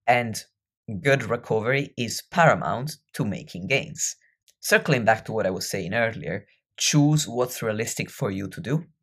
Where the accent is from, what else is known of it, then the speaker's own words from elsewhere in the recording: near Venice, Veneto, Italy; I grew up near Venice